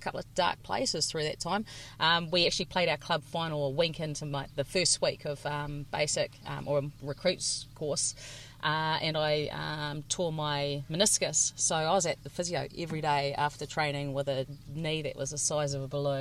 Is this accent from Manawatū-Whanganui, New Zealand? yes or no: yes; Tararua, Manawatū-Whanganui, New Zealand; I grew up in Tararua, which was a volunteer covered area